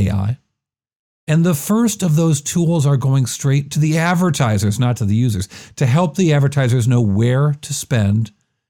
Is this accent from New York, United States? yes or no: yes; Rochester, New York, United States; accent: Rochester; my Rochester accent